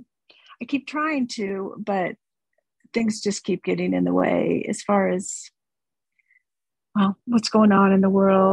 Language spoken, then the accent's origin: English; Omaha, Nebraska, United States; moved away as an adult; also born or lived in Taos, New Mexico / Colorado; I was living in Taos before I moved back to Omaha. I grew up in Omaha.